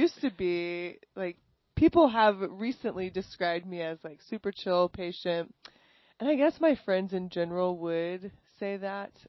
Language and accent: English; New Braunfels, Texas, United States; moved away as an adult; also born or lived in Los Angeles; I grew up in Texas. I grew up in New Braunfels.